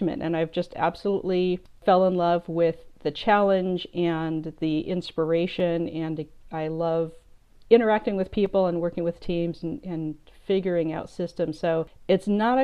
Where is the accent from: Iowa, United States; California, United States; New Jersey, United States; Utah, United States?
California, United States; Southern; I grew up in Southern California in kind of a show business TV film family